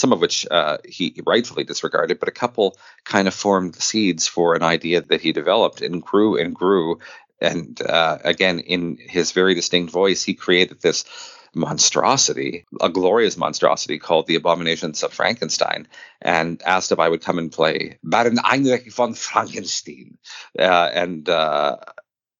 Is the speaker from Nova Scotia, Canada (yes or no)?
no; Quebec, Canada; I grew up in Quebec in the 80s and 90s.